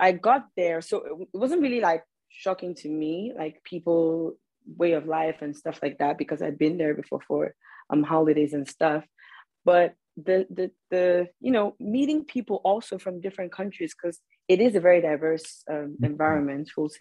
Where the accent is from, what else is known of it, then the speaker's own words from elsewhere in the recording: Nigeria; moved away as an adult; now in United States; just being a Nigerian